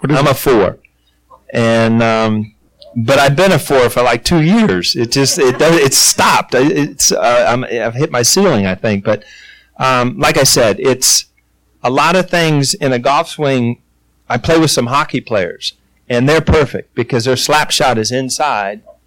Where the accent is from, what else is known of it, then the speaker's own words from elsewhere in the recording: Ohio, United States; also born or lived in Cincinnati, Ohio / New York; I grew up in Ohio. I was playing almost for the hometown team